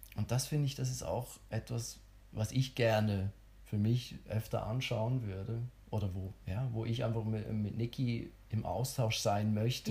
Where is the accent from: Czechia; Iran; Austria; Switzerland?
Switzerland; ich bin ja Schweizer